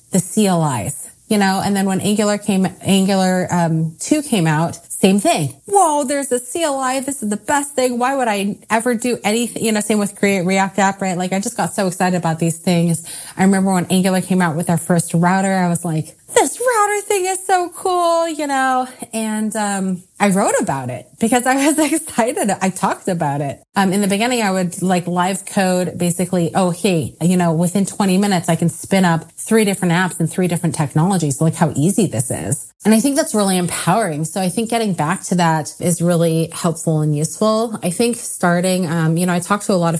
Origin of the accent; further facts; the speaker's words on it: Silicon Valley, California, United States; I grew up in the Silicon Valley